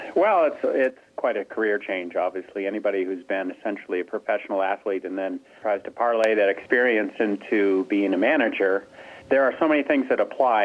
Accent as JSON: {"language": "English", "town": "Stowe", "region": "Vermont", "country": "United States", "said": "I'm from there. I'm from Stowe, Vermont"}